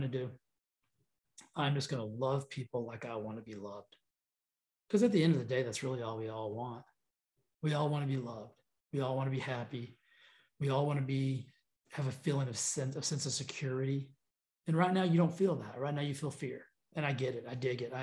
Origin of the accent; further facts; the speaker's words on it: United States; We're American